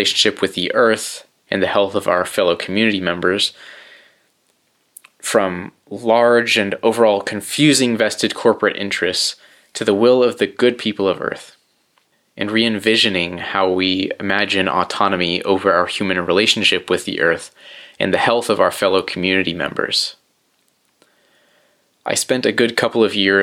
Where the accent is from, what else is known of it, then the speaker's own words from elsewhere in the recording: central coast of California, United States; I moved back to my hometown on the central coast of California